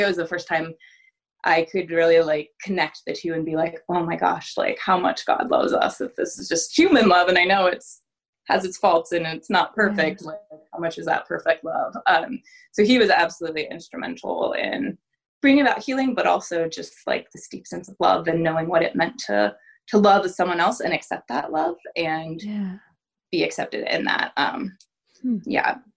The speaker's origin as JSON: {"language": "English", "region": "Southern Oregon", "country": "United States", "tie": "born or raised there", "lives_now": "Tigard, United States", "said": "I grew up in Southern Oregon in a very small ranching community."}